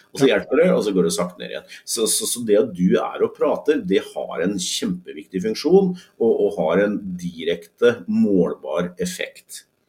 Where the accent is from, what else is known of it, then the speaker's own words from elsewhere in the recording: Norway; vi som nordmenn